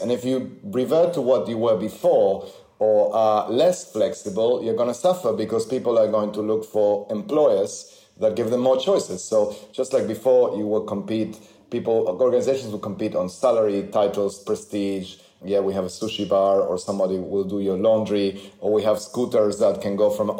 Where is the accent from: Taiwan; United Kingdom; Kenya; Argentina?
Argentina; moved away; I grew up in Argentina